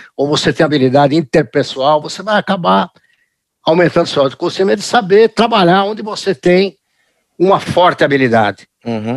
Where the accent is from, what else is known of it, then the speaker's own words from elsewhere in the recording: Brazil; also born or lived in United States; eu nasci nos Estados Unidos, vim para o Brasil uhum. logo depois da Segunda Guerra Mundial, 1951